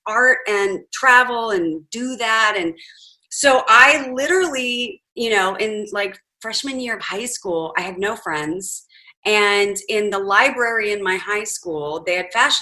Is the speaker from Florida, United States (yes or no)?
no; Huntington Beach, California, United States; I grew up in Huntington Beach, California, which seems idyllic